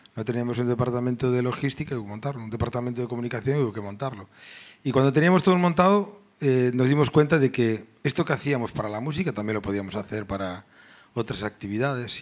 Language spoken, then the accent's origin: Spanish; Caldas de Reis, Galicia, Spain; yo era funcionario, gestionaba empleo en mi pueblo, en Caldas